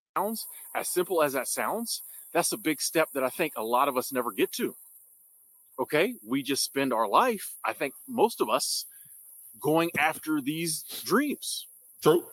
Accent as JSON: {"language": "English", "country": "United States", "said": "I'm from America"}